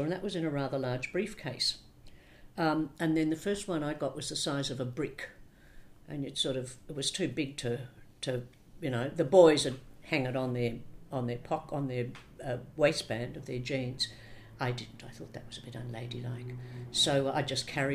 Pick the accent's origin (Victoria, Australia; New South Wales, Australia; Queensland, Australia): New South Wales, Australia; Sydney; also born or lived in Melbourne; Born in Sydney. Lived in Sydney till I was 7, then family moved to Melbourne. And when I was 13, we moved back to Sydney